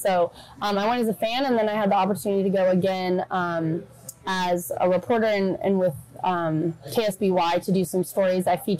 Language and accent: English; San Luis Obispo, California, United States; moved away; I grew up in San Luis Obispo, so just north of y'all, like 10 minutes. Went all through the public school there, graduated from SLO High, class of 13.